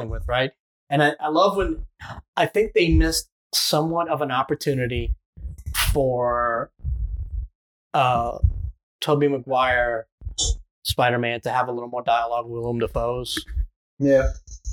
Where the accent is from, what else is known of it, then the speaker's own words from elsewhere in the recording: Thibodaux, Louisiana, United States; we're from Thibodeau.